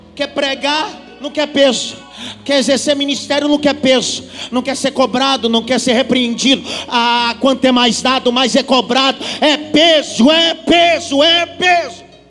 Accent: Northeast Region, Brazil; eu sou nordestino

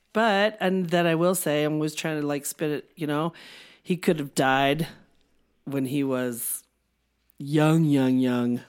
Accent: Denver, Colorado, United States; My hometown, Denver Broncos

